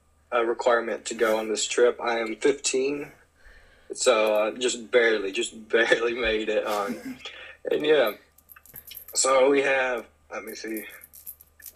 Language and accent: English; Tennessee, United States; from Tennessee, a small town out there, just out in the woods